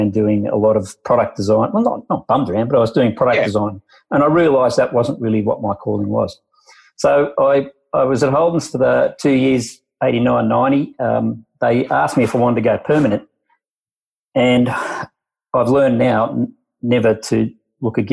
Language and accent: English; Sydney, New South Wales, Australia; I'm from Sydney.